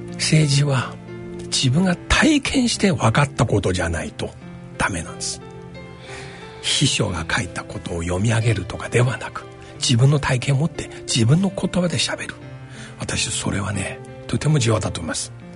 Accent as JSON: {"language": "Japanese", "country": "China", "tie": "born or raised there", "moved": "yes", "lives_now": "Japan", "said": "私自身が中国出身"}